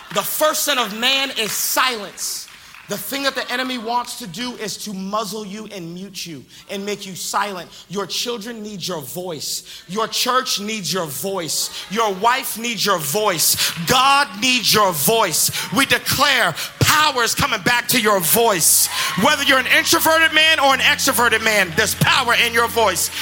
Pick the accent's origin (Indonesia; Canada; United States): United States; Boston, Massachusetts; moved away; also born or lived in the South; I'm originally from Boston, Massachusetts, but then I moved to the South